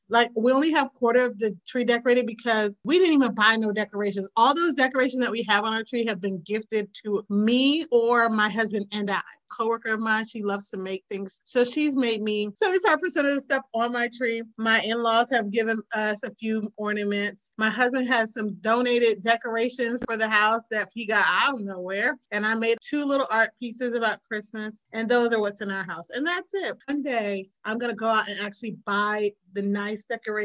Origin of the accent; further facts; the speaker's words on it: United States; I grew up in Maryland, Virginia